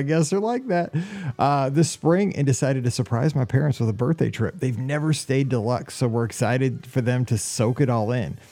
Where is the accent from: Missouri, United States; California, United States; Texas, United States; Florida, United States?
Missouri, United States; I'm from Missouri